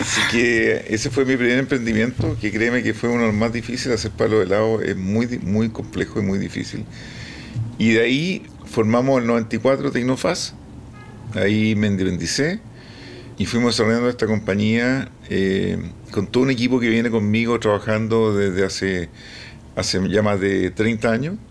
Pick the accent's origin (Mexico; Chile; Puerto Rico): Chile; soy chileno, hablando en, inglés más o menos